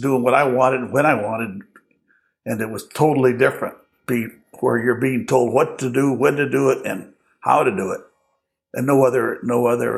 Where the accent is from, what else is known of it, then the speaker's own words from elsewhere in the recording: Long Beach, California, United States; also born or lived in Los Angeles, California; Born in Los Angeles, but raised in Long Beach